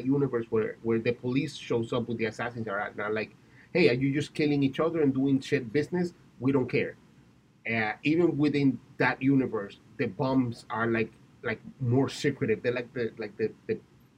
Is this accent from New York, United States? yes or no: yes; New York City, New York, United States; as a New Yorker